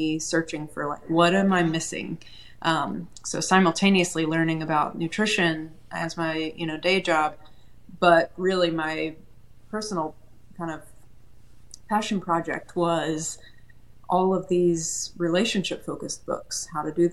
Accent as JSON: {"language": "English", "town": "Chattanooga", "region": "Tennessee", "country": "United States", "tie": "born or raised there", "lives_now": "Nashville, United States", "said": "I am a Tennessee native. I grew up in Chattanooga, now live in Nashville."}